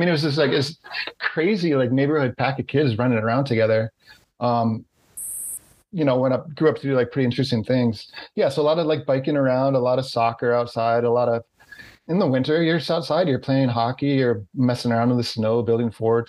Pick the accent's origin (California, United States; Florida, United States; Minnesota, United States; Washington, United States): Minnesota, United States; Duluth; moved away as an adult; also born or lived in New York City; now in Catskill, United States; born and raised in Duluth. I'm a proud Duluthian. Duluth, Minnesota, which is, if you're not familiar, on the tip of Lake Superior.